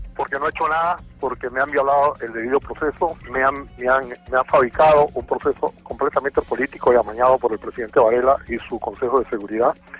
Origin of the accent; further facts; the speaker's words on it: Panama; Yo soy el único panameño